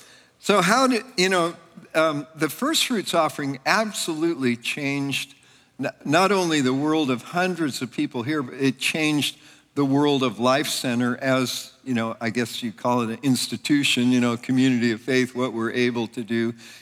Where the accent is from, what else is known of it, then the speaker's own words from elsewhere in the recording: California, United States; now in Pennsylvania, United States; I was from Northern California. Ann and I came from Northern California to Pennsylvania in 1987.